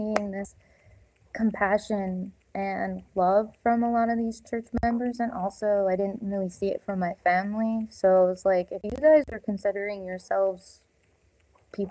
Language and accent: English; North Dakota, United States; I'm originally from North Dakota